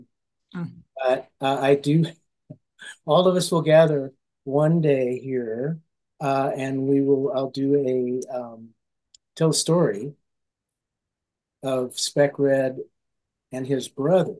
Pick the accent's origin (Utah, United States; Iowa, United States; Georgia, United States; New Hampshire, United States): Iowa, United States; Des Moines; moved away as an adult; also born or lived in Bay Area, California; 1434 Walker, our house, east side, 1434 Walker Street